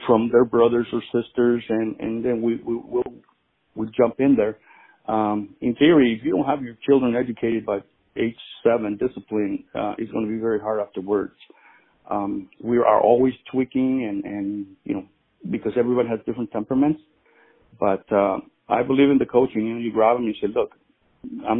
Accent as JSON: {"language": "English", "town": "Chicago", "region": "Illinois", "country": "United States", "tie": "born or raised there", "also_born_or_lived": "Mexico", "moved": "as an adult", "lives_now": "Kansas, United States", "said": "I was born in Mexico, and my parents moved me to Chicago in 1977. Then I lived in Chicago for about 18 years"}